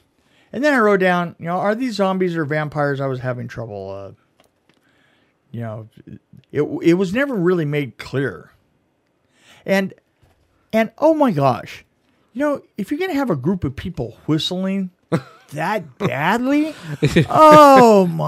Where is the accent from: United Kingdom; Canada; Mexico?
United Kingdom; I'm British, for God's sake. Don't hit me.